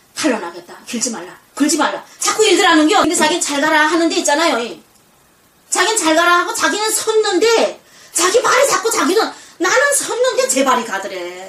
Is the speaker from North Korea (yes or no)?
yes; North Korea; now in South Korea; 그 북한의 애국가를 평생